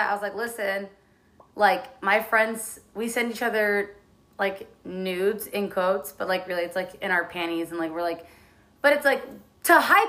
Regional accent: San Diego, California, United States; I'm from San Diego

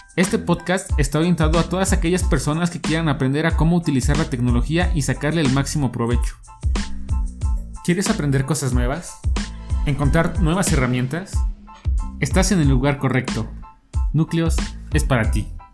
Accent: Mexico; soy un joven de origen mexicano

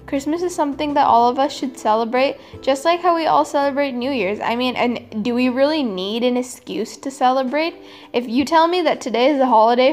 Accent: California, United States; now in Chennai, India; growing up in California

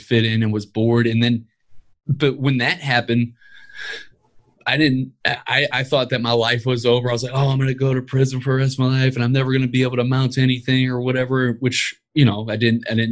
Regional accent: Ferguson, Missouri, United States; I grew up in Ferguson, Missouri, raised by my mother.

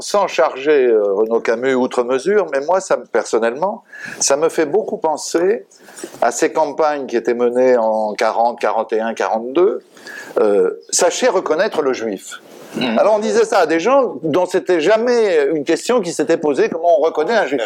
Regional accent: France; chez nous, en France

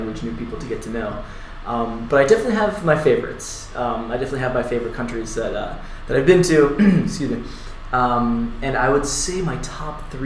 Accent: Florida, United States; I'm from Florida, from the United States

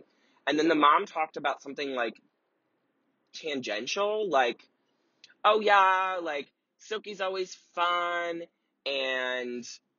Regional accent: Cleveland, Ohio, United States; moved away; I grew up in Cleveland, Ohio

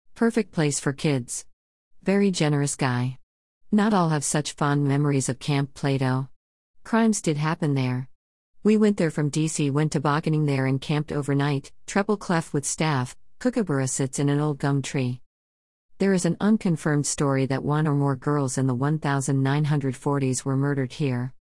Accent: District Heights, Maryland, United States; moved away; Kipling parkways in District Heights, my hometown in those days

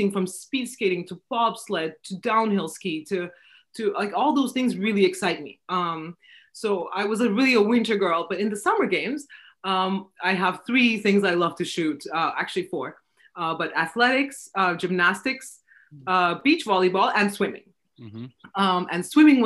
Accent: Istanbul, Turkey; also born or lived in Vienna; I'm from Turkey, Istanbul

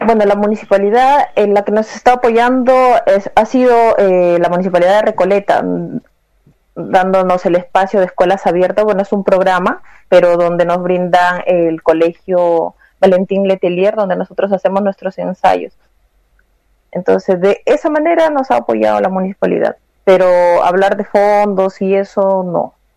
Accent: Peru; now in Santiago, Chile; yo también soy peruana

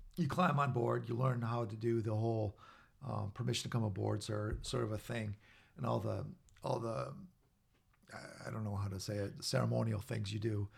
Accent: Minnesota, United States; I was a guy from Minnesota.

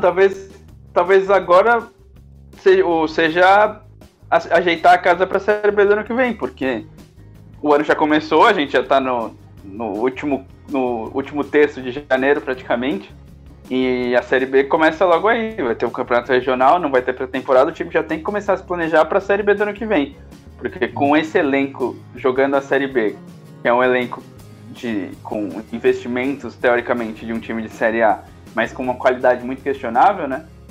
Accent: São Paulo, Brazil; a gente é de São Paulo

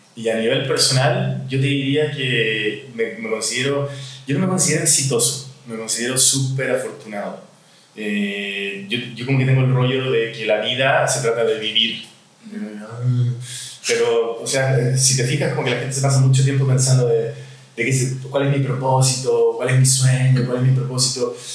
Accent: Chile; now in Mexico; soy chileno, tengo 50 años

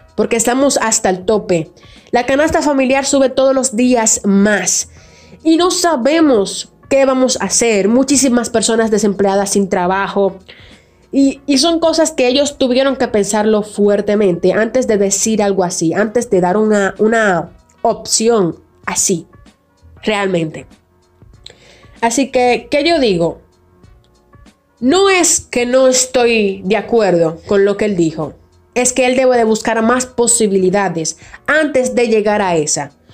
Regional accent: Dominican Republic; nosotros los dominicanos

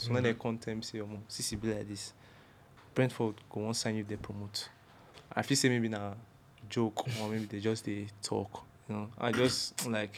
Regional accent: Benin City, Edo, Nigeria; moved away as an adult; I was born and brought up in Benin

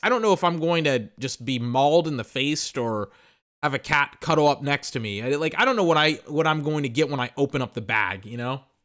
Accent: United States; I know I'm American. Look, I'm from the country.

